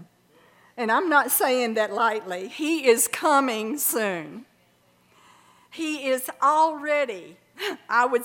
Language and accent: English; Birmingham, Alabama, United States; I grew up in Birmingham, Alabama